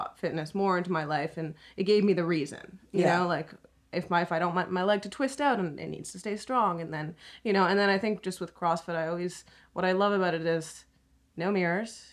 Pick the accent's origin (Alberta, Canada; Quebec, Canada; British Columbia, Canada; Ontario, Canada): Quebec, Canada; Montreal; moved away; I'm from Montreal